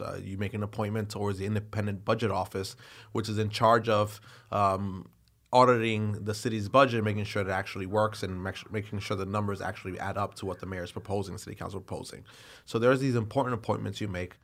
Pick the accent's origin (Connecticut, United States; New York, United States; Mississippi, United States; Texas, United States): New York, United States; New York City; as a New Yorker, as an elected official